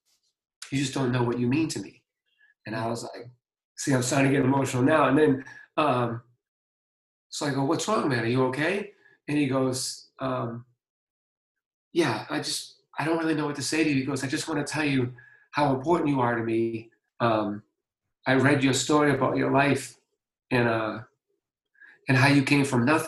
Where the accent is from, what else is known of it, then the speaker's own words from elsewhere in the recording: Boston, Massachusetts, United States; I'm from Boston